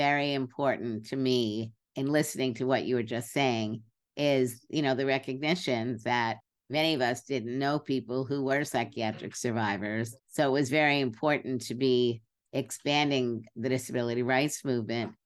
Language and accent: English; New York City, New York, United States; moved away as an adult; also born or lived in Berkeley; I grew up in Brooklyn and I was there till I was about 25, then went out to Berkeley